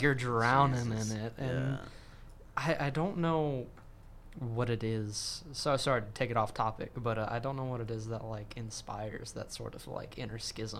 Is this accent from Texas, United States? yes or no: yes; Texas, United States; And when you're growing up in Central Texas, country's on the radio 24/7.